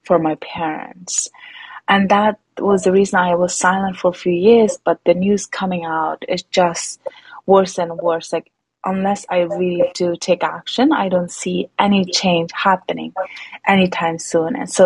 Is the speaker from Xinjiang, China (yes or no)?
yes; Urumqi, Xinjiang, China; now in United States; grew up in a major cities like Urumqi, where I'm from